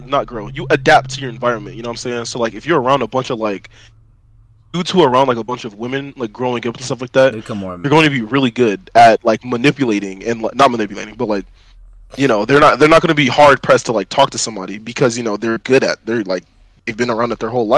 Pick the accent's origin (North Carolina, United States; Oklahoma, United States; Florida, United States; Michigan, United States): North Carolina, United States; Fayetteville; I'm from Fayetteville, North Carolina